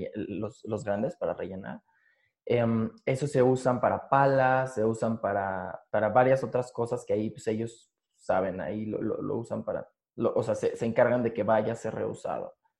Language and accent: Spanish; Mexico City, Mexico; yo soy de aquí, de la Ciudad de México, sí. así aquí he vivido aquí casi toda mi vida